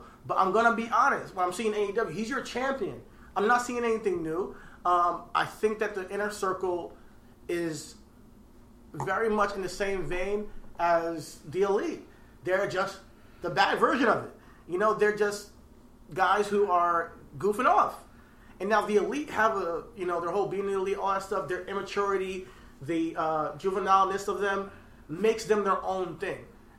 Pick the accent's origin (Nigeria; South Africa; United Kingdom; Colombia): Nigeria; You know, we're Nigerian out here.